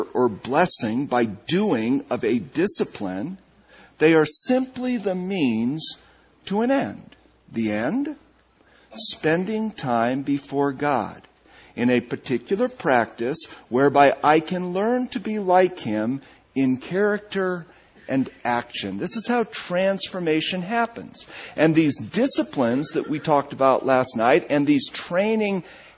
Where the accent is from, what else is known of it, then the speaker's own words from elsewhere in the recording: New England, United States; moved away; growing up in New England in the shadow of Ivy League universities like Harvard University and Brown University